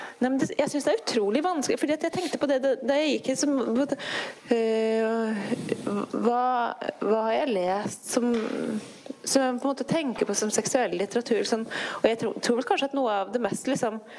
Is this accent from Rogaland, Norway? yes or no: no; Tana, Finnmark, Norway; Jeg vokste opp i Tana i Øst-Finnmark